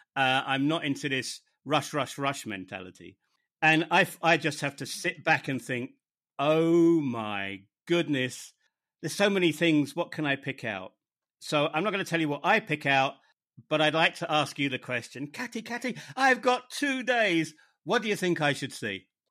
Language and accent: English; United Kingdom; moved away as an adult; also born or lived in northern Germany; my home country of the United Kingdom, where I haven't really lived for over 20 years